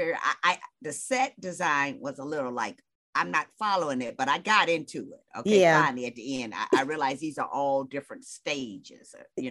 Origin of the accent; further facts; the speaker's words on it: Detroit, Michigan, United States; I'm from Detroit.